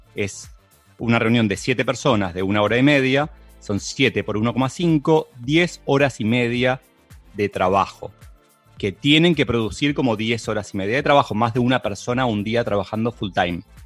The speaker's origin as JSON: {"language": "Spanish", "country": "Argentina", "said": "en países como Argentina, en donde no nos gusta mucho trabajar"}